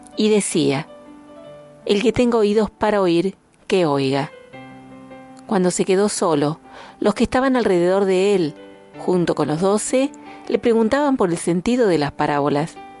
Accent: Argentina; como argentinos

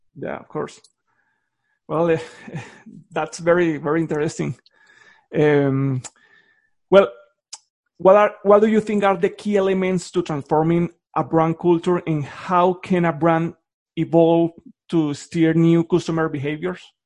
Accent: Colombia; moved away; I'm from Colombia.

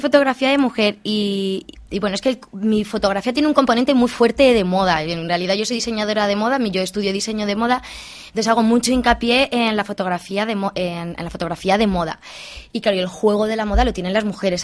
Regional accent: Albacete province, Castilla-La Mancha, Spain; cómo que al secarral de mi pueblo

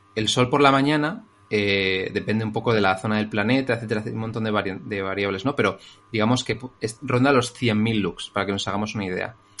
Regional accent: Madrid, Community of Madrid, Spain; soy un chico de Madrid

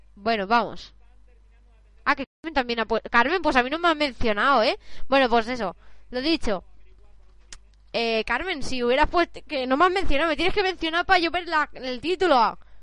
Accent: Barcelona, Catalonia, Spain; yo soy de Barcelona

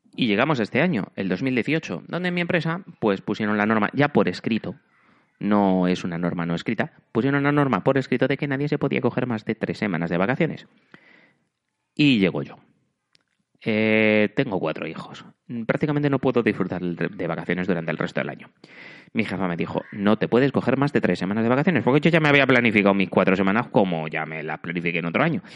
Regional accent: Spain; moved away as an adult; now in Germany; como soy muy español

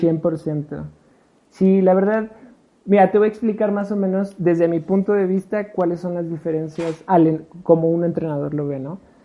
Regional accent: Puebla, Mexico; also born or lived in Mexico City; yo nací en el DF, pero soy más poblano que el chile en nogada

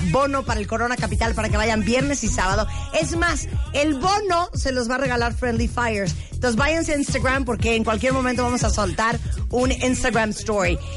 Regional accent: Canada; that, that's why I'm Canadian.

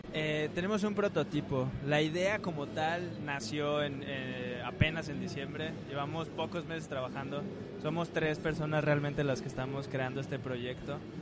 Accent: Mexico; como mexicanos lo vemos

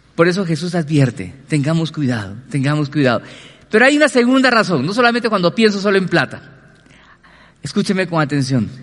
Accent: Colombia; como colombianos

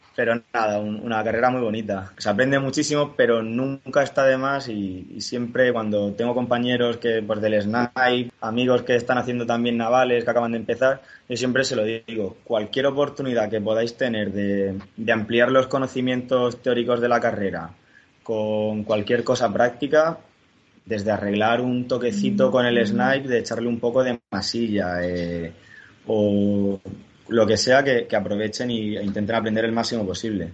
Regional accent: Murcia, Region of Murcia, Spain; Yo soy de Murcia, pero desde bien pequeñito siempre he veraneado en el Mar Menor

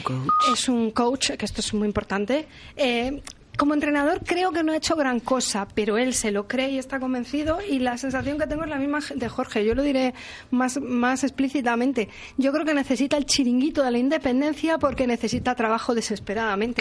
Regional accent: Galicia, Spain; now in Las Rozas, Spain; yo como gallega

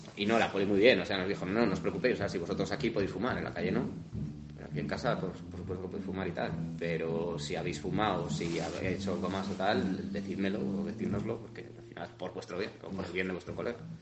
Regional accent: Spain; yo como español de bandera y toro

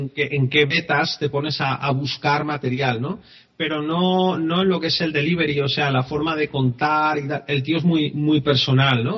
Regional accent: Spain; No somos de otro país, somos españoles

